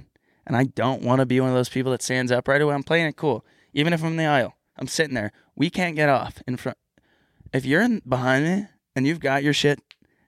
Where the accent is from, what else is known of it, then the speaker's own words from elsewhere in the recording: Canada; As a Canadian, that's kind of disrespectful to.